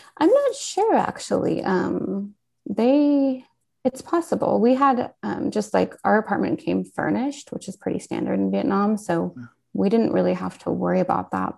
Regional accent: Portland, Oregon, United States; moved away; I was born and raised in Portland, Oregon

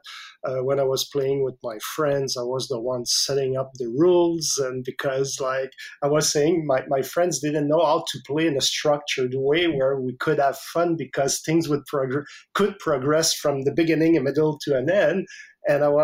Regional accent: Canada; English is a second language; I didn't speak English at all. I'm French Canadian, so, and my English was like zero to none.

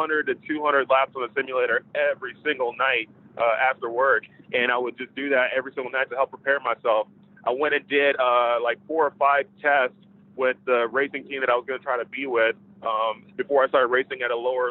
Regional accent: Dallas, Texas, United States; moved away as an adult; I'm originally from Dallas, Texas

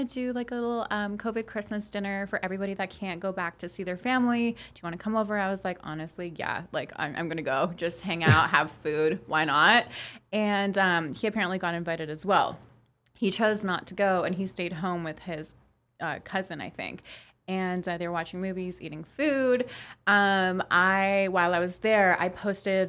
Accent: Toronto, Ontario, Canada; first language Polish; English is a second language; both my parents are from Poland, and they met in Canada. But that being said, we have such a huge community of Polish people in Toronto that my first language was Polish, and I, like, learned English at the age of 4

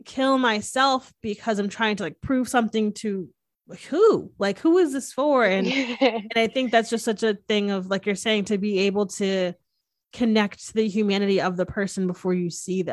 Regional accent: Northeast, United States; now in Texas, United States; I'm from the Northeast, which is like way more like liberal and accepting

